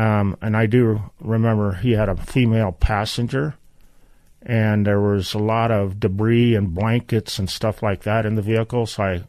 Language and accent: English; California, United States; also born or lived in Topeka, Kansas; I was born in Topeka, Kansas, and we moved many places, but my memories are mostly from Beale Air Force Base in California, which was home of the SR-71